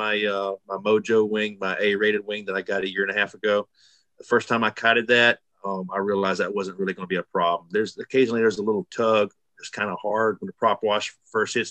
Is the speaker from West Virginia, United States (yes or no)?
no; Alabama, United States; I'm from Alabama, flatlander